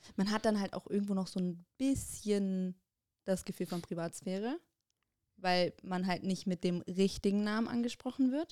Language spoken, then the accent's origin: German; Bonn, North Rhine-Westphalia, Germany; bei uns in Bonn